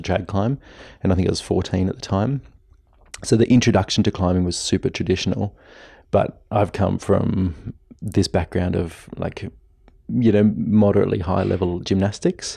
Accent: Blue Mountains, New South Wales, Australia; my hometown was a sport capital

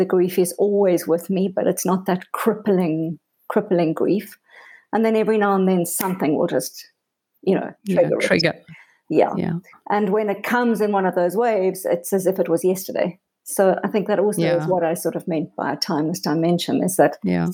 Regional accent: South Africa; also born or lived in Cape Town; I was born in South Africa. I live in a beautiful city called Cape Town.

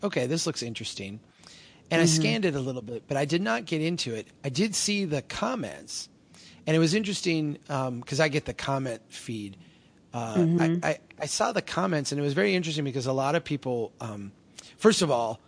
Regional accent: Minnesota, United States; I'm such a Minnesotan

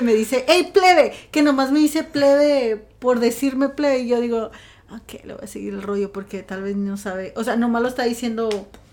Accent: Sinaloa, Mexico; accent: sinaloense; De Sinaloa

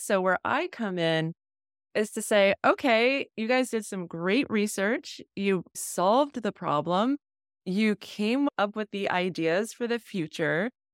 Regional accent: New England, United States; I grew up in New England

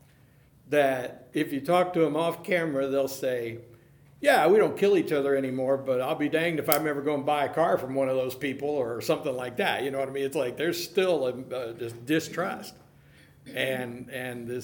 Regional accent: Pittsburgh, Pennsylvania, United States; I grew up in Pittsburgh.

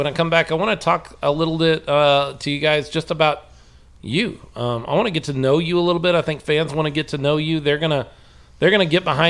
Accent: North Texas, United States; I was raised in North Texas. I was 12 when they won the first Super Bowl in 92.

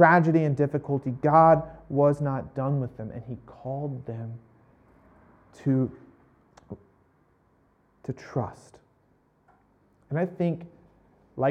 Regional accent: United States; I'm American

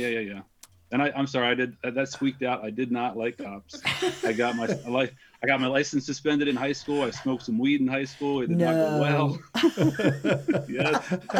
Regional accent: Pennsylvania, United States; also born or lived in Columbus, Ohio; now in Ohio, United States; I'm originally from Pennsylvania.

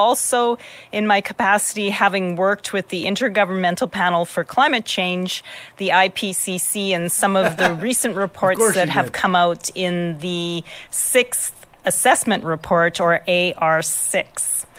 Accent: Kinistino, Saskatchewan, Canada; now in Regina, Canada; I live and work in Regina, Saskatchewan, Treaty 4, and I was born in Kanistino, Saskatchewan, Treaty 6, just at the outskirts of the James Smith Cree Nation.

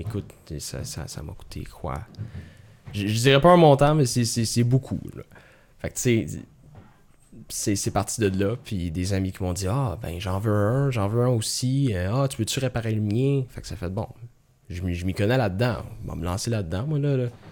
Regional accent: Sainte-Marthe-sur-le-Lac, Quebec, Canada; j'ai grandi là, à Sainte-Marthe

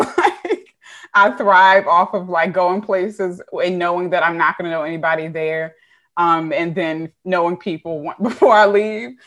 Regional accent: Baltimore, Maryland, United States; moved away as an adult; also born or lived in Woodlawn, Maryland / New Jersey; I am originally from Baltimore. Um, I was born in Mercy

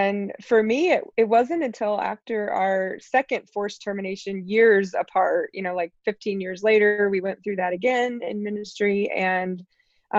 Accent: East Tennessee, United States; moved away as an adult; also born or lived in New Orleans / Tampa, Florida; from age nine on, I grew up in East Tennessee

